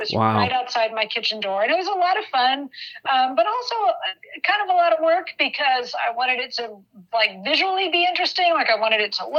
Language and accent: English; Dallas, Texas, United States; moved away as an adult; also born or lived in Santa Cruz, California; I grew up in Texas. I'm from Dallas-Fort Worth area.